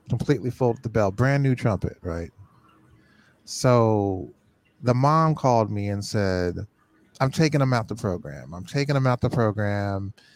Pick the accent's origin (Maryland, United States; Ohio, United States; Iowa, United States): Ohio, United States; Cincinnati; now in Rochester, United States; I was from Cincinnati. I came to Rochester